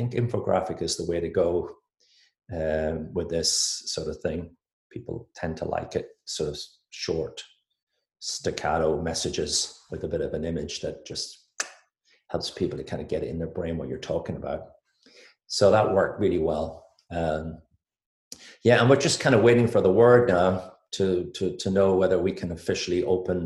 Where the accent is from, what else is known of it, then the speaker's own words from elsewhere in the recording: Ireland; accent: Irish; moved away as an adult; also born or lived in United Kingdom; now in Philadelphia, United States; I'm from Ireland. I call myself a corporate American with an Irish accent